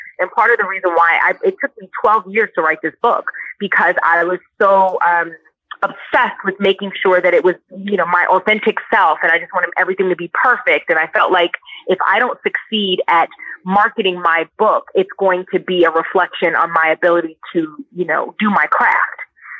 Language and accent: English; Brooklyn, New York, United States; Well, I am from Brooklyn, New York.